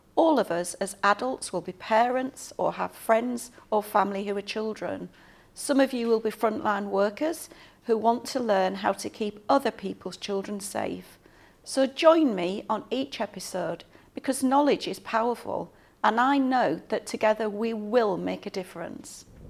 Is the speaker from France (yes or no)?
no; England, United Kingdom; moved away as an adult; now in New Zealand; You'll hear from my accent. I'm from the U K originally.